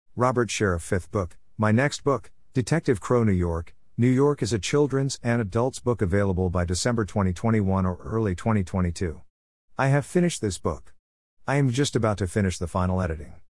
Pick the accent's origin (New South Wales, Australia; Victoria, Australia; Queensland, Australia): Victoria, Australia; Melbourne; I was born in Melbourne, Australia, nineteen fifty-four